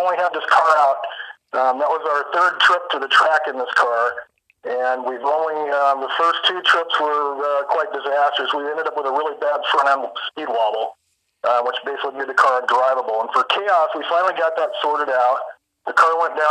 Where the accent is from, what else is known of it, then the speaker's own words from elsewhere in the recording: Tacoma, Washington, United States; I grew up in Tacoma, Washington